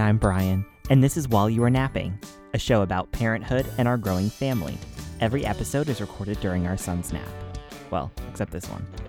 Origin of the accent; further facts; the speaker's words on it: New England, United States; I'm from New England